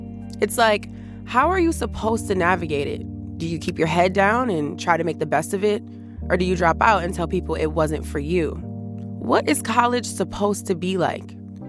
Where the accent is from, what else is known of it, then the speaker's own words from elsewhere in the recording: St. Paul, Minnesota, United States; moved away as an adult; I grew up in St. Paul, Minnesota, in a neighborhood called Frogtown. I grew up around all kinds of people, Somali, Hmong, white, Black. My neighborhood was full of color.